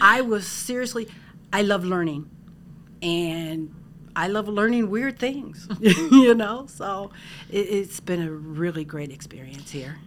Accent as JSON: {"language": "English", "town": "Parma", "region": "Ohio", "country": "United States", "said": "I am from Parma, Ohio, and I actually work for the county executive's office."}